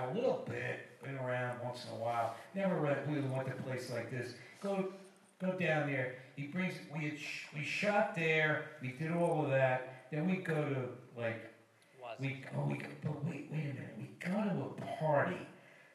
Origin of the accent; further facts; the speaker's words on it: New Jersey, United States; I'm from New Jersey.